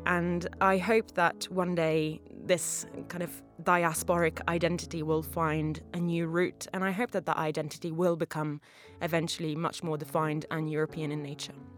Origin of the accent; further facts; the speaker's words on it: Italy; moved away as an adult; now in London, United Kingdom; I'm Italian. I moved to London over 10 years ago now